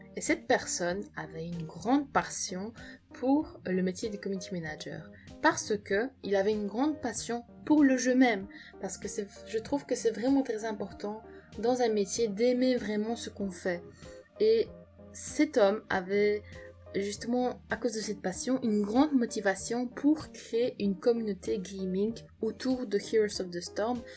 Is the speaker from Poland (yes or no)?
yes; Poland; je suis polonaise